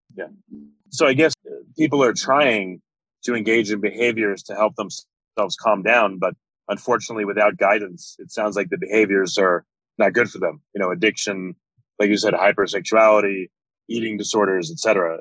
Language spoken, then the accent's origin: English; New York, United States; moved away as an adult; now in Texas, United States; I'm from New York, so I think I have by definition a little bit of PTSD just just coming from there